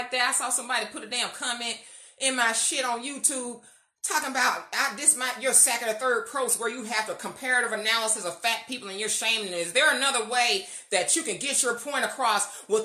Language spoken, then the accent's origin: English; United States; being black American.